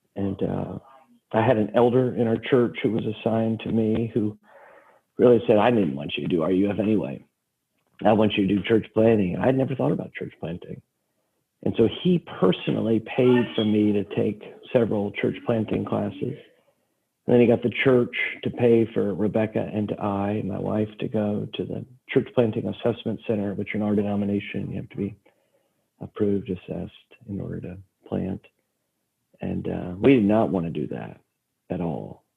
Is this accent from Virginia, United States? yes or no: yes; Stafford County, Virginia, United States; now in Norfolk, United States; I was raised in Stafford County, Virginia